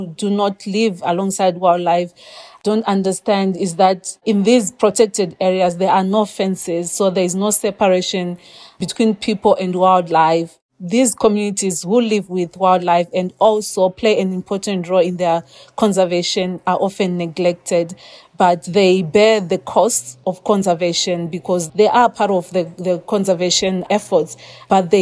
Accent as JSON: {"language": "English", "town": "Chiredzi", "region": "Masvingo", "country": "Zimbabwe", "tie": "born or raised there", "moved": "as an adult", "lives_now": "Harare, Zimbabwe", "said": "I'm not originally from Harare. So I grew up in a small town called Chiredzi, which is in the Lower Veld of Zimbabwe"}